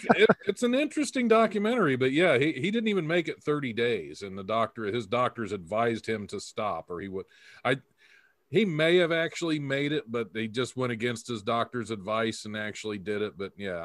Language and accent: English; Ohio, United States; my home state of Ohio.